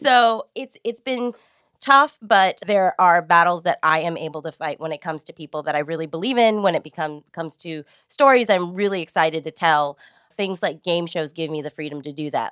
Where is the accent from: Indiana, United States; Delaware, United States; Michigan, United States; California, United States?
California, United States; San Jose; moved away as an adult; now in Los Angeles, United States; I grew up in East San Jose, which was a really, really diverse, culturally neighborhood